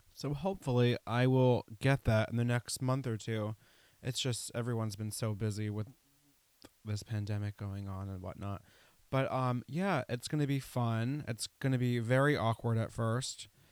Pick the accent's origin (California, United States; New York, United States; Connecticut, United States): New York, United States; Putnam County; I grew up an hour north of New York City in, uh, Putnam County, which bordered Westchester County